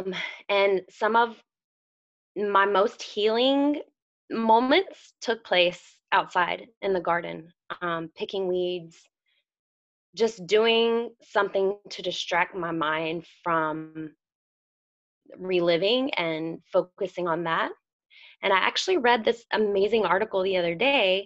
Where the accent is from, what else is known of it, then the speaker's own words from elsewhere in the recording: the South, United States; I'm from the South, which that's a whole another burden of trying to be a Southern woman